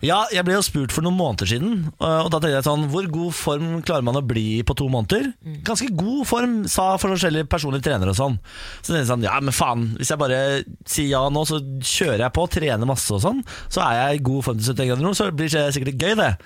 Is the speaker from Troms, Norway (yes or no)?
no; Moss, Østfold, Norway; i hagen eh, hjemme i Moss